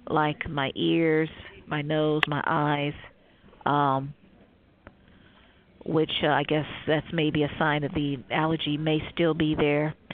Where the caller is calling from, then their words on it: Cleveland, Ohio, United States; Cleveland, Ohio.